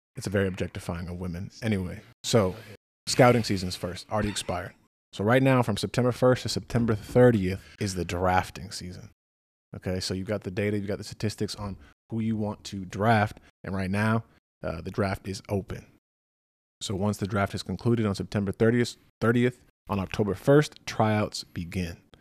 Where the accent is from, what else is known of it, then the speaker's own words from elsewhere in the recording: Massachusetts, United States; I'm from New England. I'm from Massachusetts